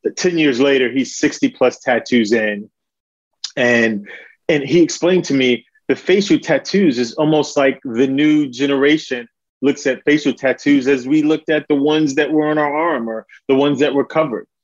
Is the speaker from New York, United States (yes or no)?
yes; New York City, New York, United States; now in Charlotte, United States; originally born and raised in Harlem, Manhattan, New York City, um, but now living in uh, Charlotte, North Carolina